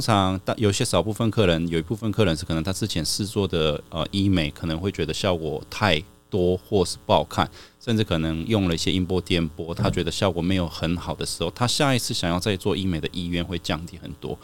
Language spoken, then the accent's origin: Chinese; South Korea; moved away as an adult; now in Taiwan; 我妈妈那边算是韩国人